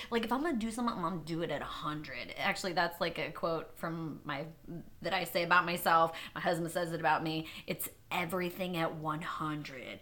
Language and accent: English; Old Town, Maine, United States; moved away; I lived in this little town called Old Town, Maine